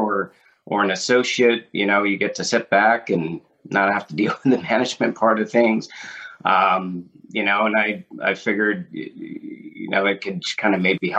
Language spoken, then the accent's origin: English; Washington, United States; I grew up in a small town in Washington State.